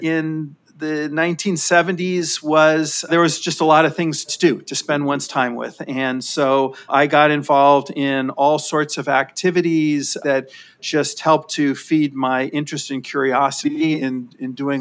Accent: Los Angeles, California, United States; I grew up in Sherman Oaks, California, which is a suburb of Los Angeles in the San Fernando Valley

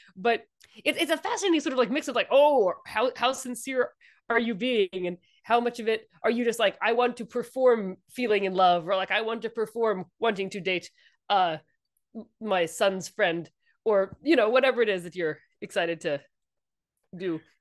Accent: Washington, District of Columbia, United States; also born or lived in Indianapolis; I grew up, uh, D C and, um, my, my family is from the Midwest

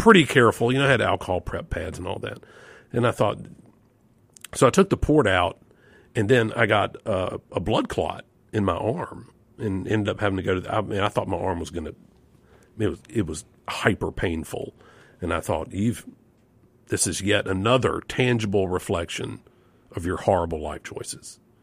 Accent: Yazoo City, Mississippi, United States; it was a lot like Leave It to Beaver in Mayberry for me growing up in Yezzi City

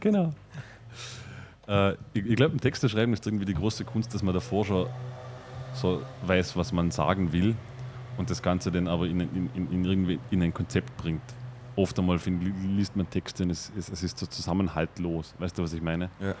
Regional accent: Vorarlberg, Austria; accent: Vorarlberger Dialekt; in unserem Vorarlberger Dialekt

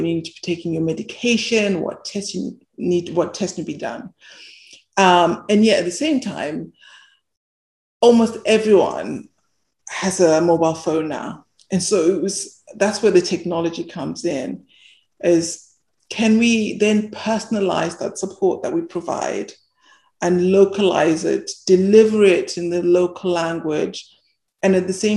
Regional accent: Bulawayo, Zimbabwe; I was born in Zimbabwe, and I lived in this what they call a township, this suburb in Bulawayo

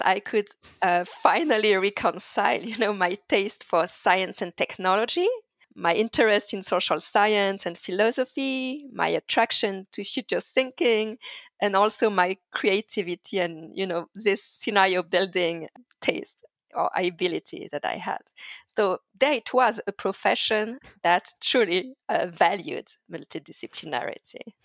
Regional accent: Paris suburbs, Île-de-France, France; as a teenager growing up in France, uh, in the Paris suburbs

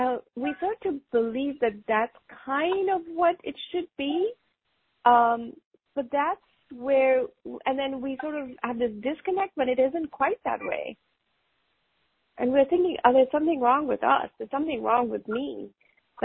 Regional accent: North India, India; moved away as an adult; also born or lived in England; now in United States; I grew up in India. I grew up pretty much most of my life in North India until I went to study in England for a year for my master's degree. And then I came to the U.S.

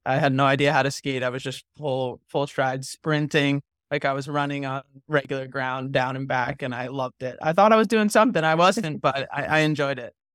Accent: New England, United States; I grew up around New, so I played just town hockey

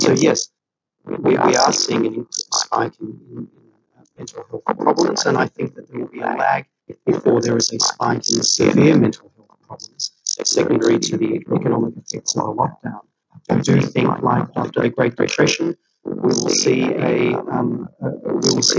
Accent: Melbourne, Victoria, Australia; now in Sydney, Australia; I'm from Melbourne. And family in Melbourne

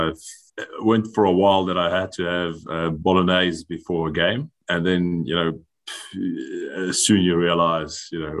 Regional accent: South Africa; moved away as an adult; now in Biarritz, France; I am South African

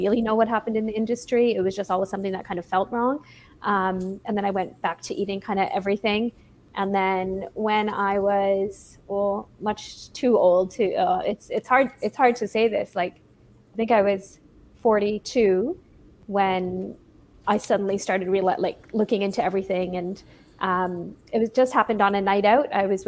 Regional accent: Toronto, Ontario, Canada; Yeah, from Toronto.

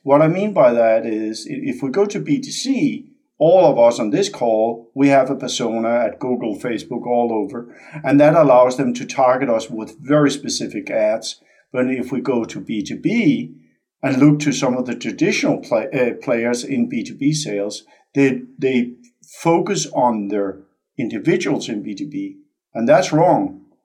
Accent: Denmark; moved away as an adult; also born or lived in California; born and raised in Denmark. So I'm Dane by birth

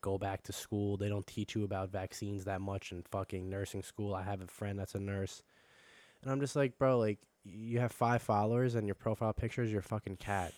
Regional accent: Long Island, New York, United States; I'm fucking from Long Island

